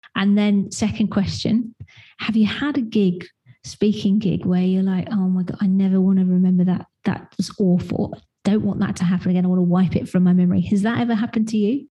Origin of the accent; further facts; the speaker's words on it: United Kingdom; being a British person